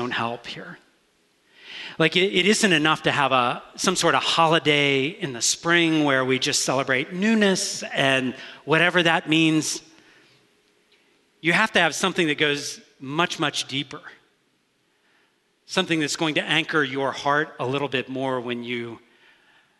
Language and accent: English; Deep South, United States; moved away; I grew up in the Deep South